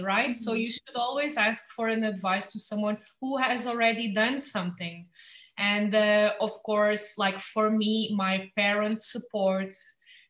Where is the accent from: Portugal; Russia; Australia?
Portugal; Lagos, Algarve; I was born here in Lagos. I know everyone in town